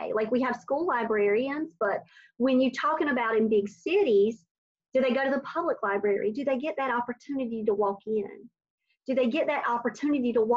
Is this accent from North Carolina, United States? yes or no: yes; North Carolina, United States; moved away as an adult; now in Raleigh, United States; I'm from North Carolina, a very small town where relationships matter.